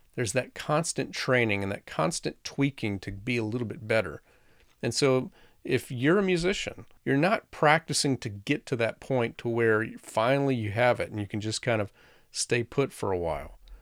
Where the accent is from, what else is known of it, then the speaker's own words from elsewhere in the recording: the South, United States; I grew up in the South